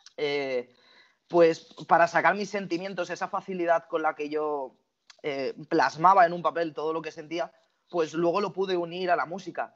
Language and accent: Spanish; Barcelona, Catalonia, Spain; tengo 23 años, soy de Barcelona